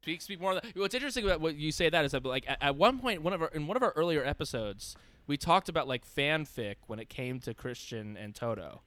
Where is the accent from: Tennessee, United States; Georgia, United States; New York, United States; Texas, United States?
New York, United States; growing up in New York